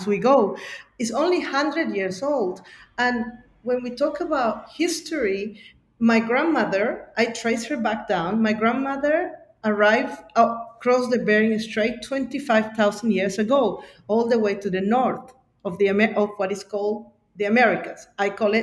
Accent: Bolivia; now in Sydney, Australia; growing up in Bolivia and being Quechuas and Aymaras from Bolivia

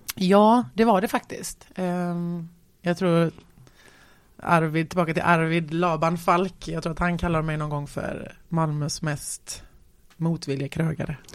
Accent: Gothenburg, Västra Götaland, Sweden; där växte jag upp i någon liten, i någon liten trävilla där

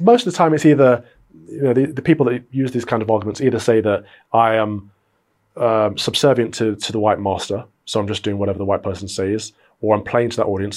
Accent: United Kingdom; We're all British

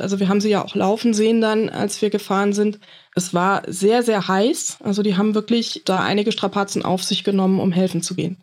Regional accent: Flörsheim am Main, Hesse, Germany; Aus Flörsheim am Main, mitten im Rhein-Main-Gebiet.

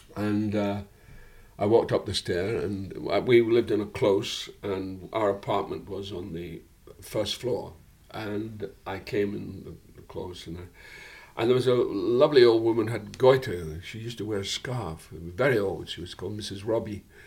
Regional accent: Dundee, Scotland, United Kingdom; my hometown was an interesting hometown because Dundee was ostensibly

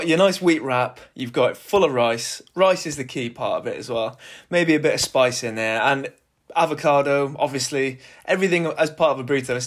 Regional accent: Wales, United Kingdom; I'm Welsh, so growing up

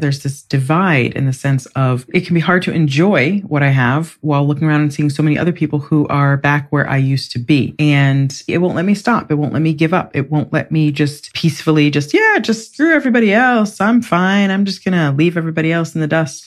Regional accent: United States; moved away as an adult; now in England; I'm from the United States, very capitalist, very all about more

